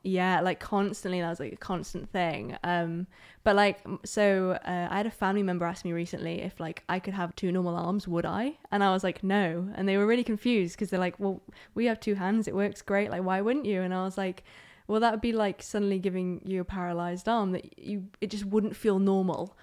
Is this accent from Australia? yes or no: no; Aberdeen, Scotland, United Kingdom; also born or lived in Germany; So, I'm from Aberdeen. Um, I was originally born in Germany